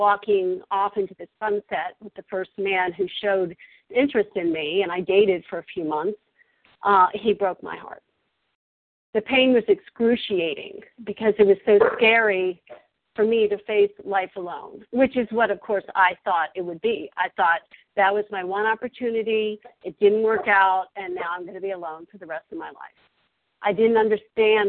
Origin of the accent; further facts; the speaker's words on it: Virginia, United States; moved away as an adult; also born or lived in Colorado; I'm originally from Virginia, where I am now